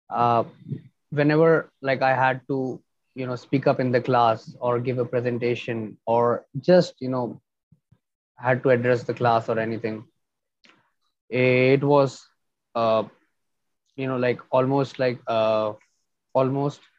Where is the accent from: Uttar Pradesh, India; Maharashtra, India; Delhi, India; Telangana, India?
Delhi, India; New Delhi; I'm from India, New Delhi.